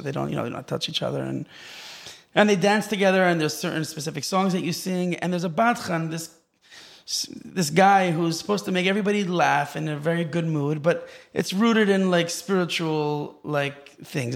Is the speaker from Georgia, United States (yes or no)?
no; Los Angeles, California, United States; moved away as an adult; also born or lived in Israel / Silver Spring, Maryland; now in Far Rockaway, United States; I grew up in Los Angeles originally, and then we moved to Israel as a kid